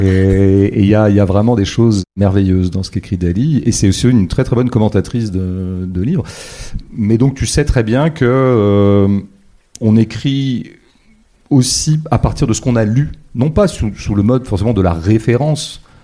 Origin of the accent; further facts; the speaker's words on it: Vendée, Pays de la Loire, France; j'ai grandi en Vendée dans les années 70-80